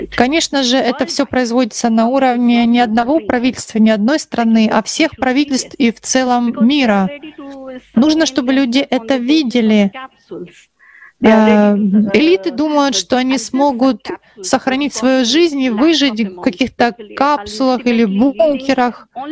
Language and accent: Russian; India; я из Индии